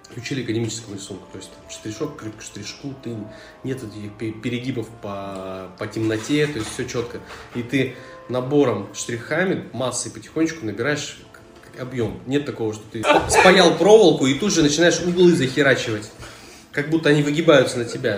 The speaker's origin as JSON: {"language": "Russian", "town": "Chelyabinsk", "region": "Chelyabinsk Oblast", "country": "Russia", "tie": "born or raised there", "said": "я из Челябинска, в школе было все плохо"}